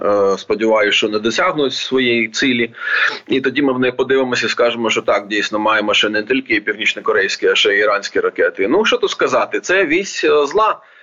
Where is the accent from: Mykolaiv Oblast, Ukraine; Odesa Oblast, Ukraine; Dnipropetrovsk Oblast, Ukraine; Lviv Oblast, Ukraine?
Odesa Oblast, Ukraine; моя рідна Одеська область